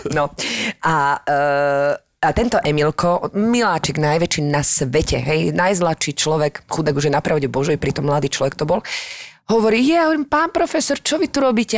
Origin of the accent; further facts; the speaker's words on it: Slovakia; moved away as an adult; also born or lived in France; odkiaľ si, no zo Slovenska